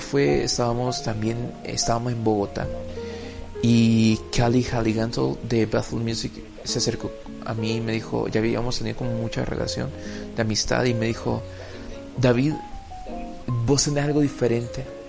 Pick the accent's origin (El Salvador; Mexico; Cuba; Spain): El Salvador; nuestro país, El Salvador